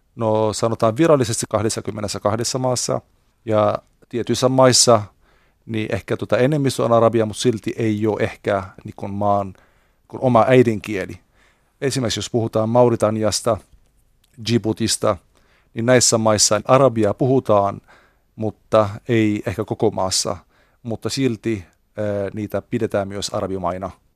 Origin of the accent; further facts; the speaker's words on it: Beirut, Beirut Governorate, Lebanon; Finnish is a second language; now in Finland; meillä, mistä minä olen kotoisin, Libanonista Beirutissa